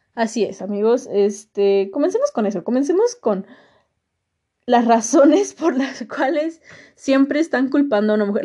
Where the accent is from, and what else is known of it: Mexico